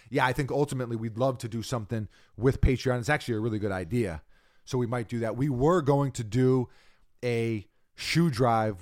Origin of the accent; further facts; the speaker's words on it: New York, United States; As a New Yorker